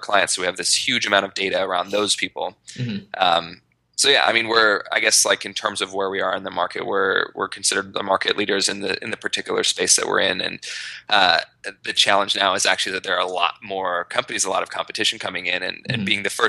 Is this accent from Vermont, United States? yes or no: no; Idaho, United States; moved away as an adult; now in New York, United States; I grew up in Idaho